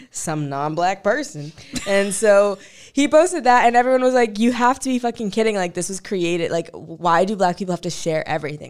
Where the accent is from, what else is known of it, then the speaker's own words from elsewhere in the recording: St. Louis, Missouri, United States; I'm from Saint Louis